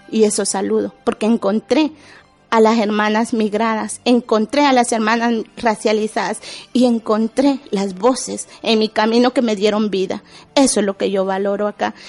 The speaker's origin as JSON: {"language": "Spanish", "country": "Guatemala", "also_born_or_lived": "Basque Country, Spain", "moved": "as an adult", "lives_now": "Spain", "said": "salí huyendo de mi pueblo"}